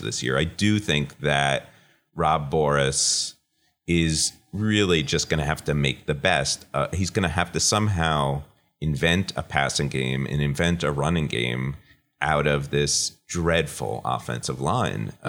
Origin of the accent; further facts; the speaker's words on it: Paramus, New Jersey, United States; now in Los Angeles, United States; I grew up in Paramus.